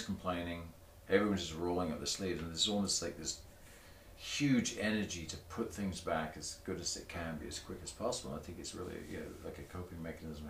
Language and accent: English; Torbay, South West England, United Kingdom; moved away; I grew up in a seaside town that was very much bed and breakfast hotels during the summer